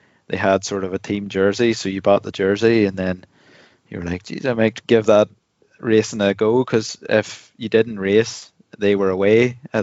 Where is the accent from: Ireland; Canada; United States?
Ireland; 11 of us, 11 Irish fellas in a chalet in Morzine